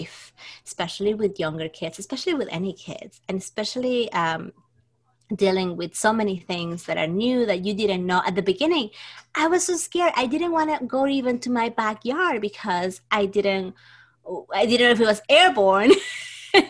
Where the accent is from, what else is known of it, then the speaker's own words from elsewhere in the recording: Trujillo, La Libertad, Peru; moved away as an adult; now in New York, United States; I grew up in Trujillo